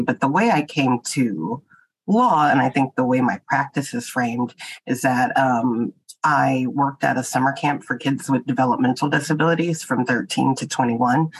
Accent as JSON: {"language": "English", "region": "Texas", "country": "United States", "moved": "yes", "lives_now": "Boston, United States", "said": "I'm from Texas"}